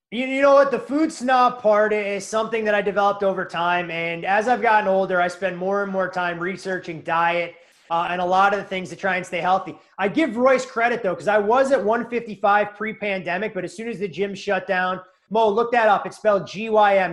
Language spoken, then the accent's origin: English; Chicago, Illinois, United States; moved away; also born or lived in New England; I grew up in Chicago uh, in a middle class